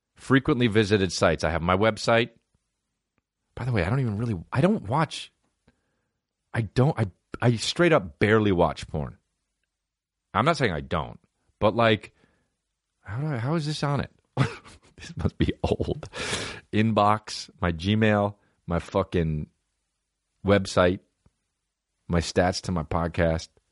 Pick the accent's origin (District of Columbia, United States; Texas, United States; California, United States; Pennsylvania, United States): California, United States; La Cañada Flintridge; also born or lived in New Jersey; I grew up in La Cunada